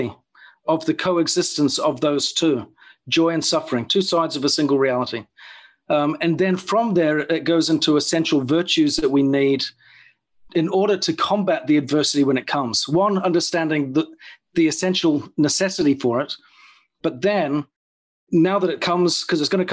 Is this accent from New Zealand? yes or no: yes; New Zealand; moved away as an adult; So I grew up in New Zealand, and at the age of about 22